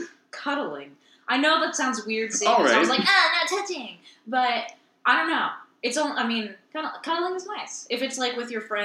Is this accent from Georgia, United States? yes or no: yes; Georgia, United States; I am from Georgia.